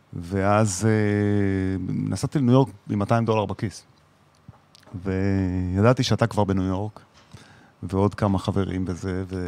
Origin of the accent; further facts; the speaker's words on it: Israel; moved away as an adult; ילד ישראלי